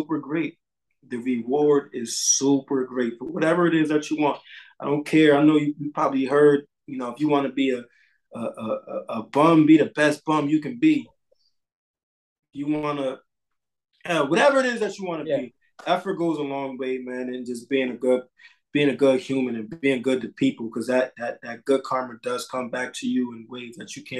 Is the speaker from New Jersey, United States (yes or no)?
no; Bridgeport, Connecticut, United States; I grew up on South End of Bridgeport, Connecticut